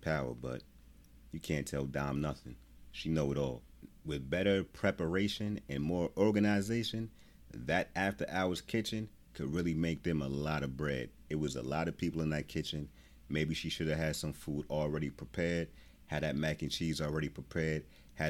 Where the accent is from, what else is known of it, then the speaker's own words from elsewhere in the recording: New Jersey, United States; I'm not from Chicago. I'm from New Jersey